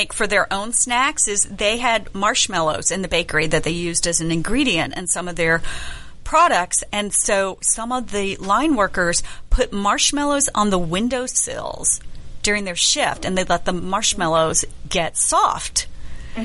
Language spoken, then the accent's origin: English; the South, United States; I'm from the South